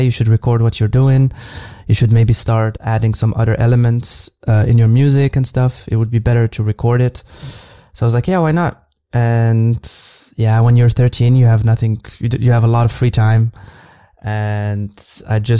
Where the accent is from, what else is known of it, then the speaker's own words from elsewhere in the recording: Casablanca, Casablanca-Settat, Morocco; moved away as an adult; now in Berlin, Germany; I grew up in Casablanca almost my whole life before moving abroad a few years ago